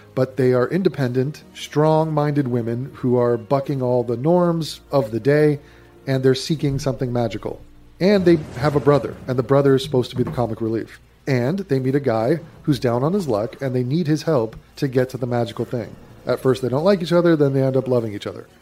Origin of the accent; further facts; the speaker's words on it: England, United Kingdom; I'm indigenous English.